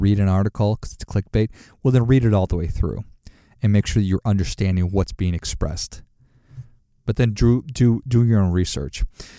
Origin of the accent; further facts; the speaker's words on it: Minnesota, United States; my family voted Democrat because we're from Minnesota. And in Minnesota, that's, it's predominantly Democrat.